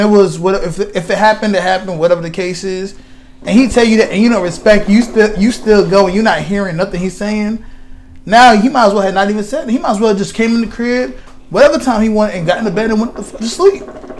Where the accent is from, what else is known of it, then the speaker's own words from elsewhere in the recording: Queens, New York, United States; Yeah, I'm from Queens.